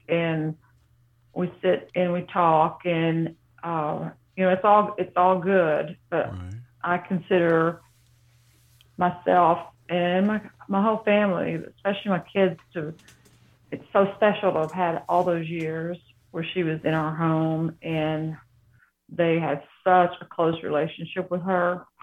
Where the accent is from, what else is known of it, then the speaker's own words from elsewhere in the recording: Farragut, Tennessee, United States; also born or lived in Harrogate, Tennessee; We moved from Harrogate, Tennessee